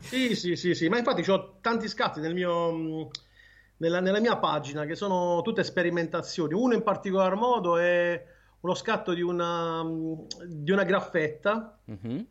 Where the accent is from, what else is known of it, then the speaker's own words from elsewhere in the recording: Martina Franca, Apulia, Italy; Io sono di Martina Franca.